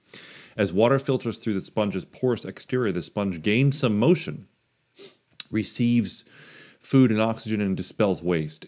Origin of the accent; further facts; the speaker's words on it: New Smyrna Beach, Florida, United States; New Smyrna Beach in Florida